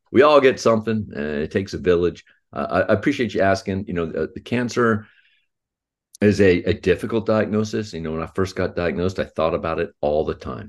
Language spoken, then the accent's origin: English; Houston, Texas, United States; I was born in Houston, Texas, and, and I'm, uh, fifty-nine years old.